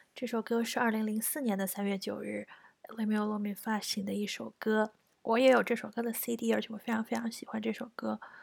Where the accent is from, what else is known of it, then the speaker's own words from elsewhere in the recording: China; now in Japan; 我们中国人